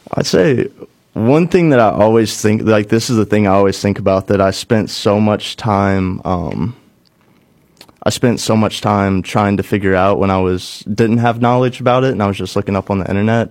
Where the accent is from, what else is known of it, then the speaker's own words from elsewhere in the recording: Cape Girardeau, Missouri, United States; moved away as an adult; also born or lived in Nashville; bring something back to my hometown